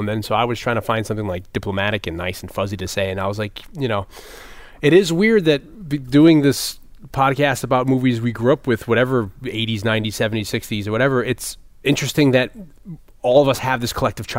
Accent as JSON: {"language": "English", "town": "New Haven", "region": "Connecticut", "country": "United States", "tie": "born or raised there", "said": "when I grew up in New Haven, I was the only white kid in the neighborhood."}